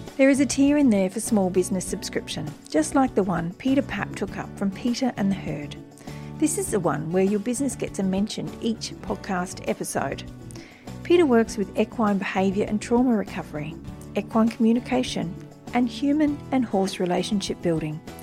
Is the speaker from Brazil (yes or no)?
no; Wiradjuri country, New South Wales, Australia; also born or lived in Turrbal and Yagara country (Brisbane, Queensland); now in Brisbane, Australia; I was born on Wiradjuri country